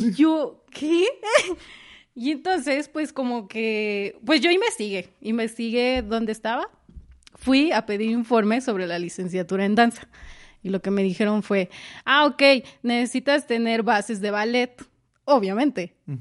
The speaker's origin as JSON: {"language": "Spanish", "town": "Jiutepec", "region": "Morelos", "country": "Mexico", "said": "yo soy de Morelos y pues Morelos no es un estado donde haya mucho teatro. Y en mi municipio menos"}